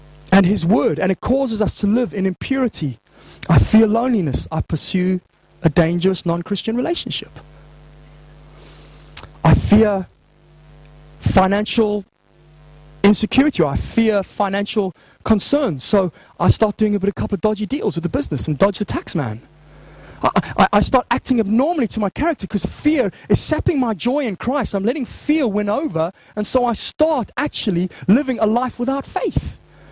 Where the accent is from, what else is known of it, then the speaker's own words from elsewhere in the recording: Zimbabwe; growing up in Zimbabwe